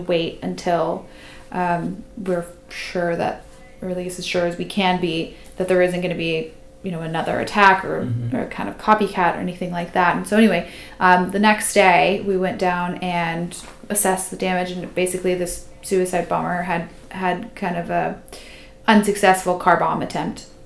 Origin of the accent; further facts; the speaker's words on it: United States; I'm American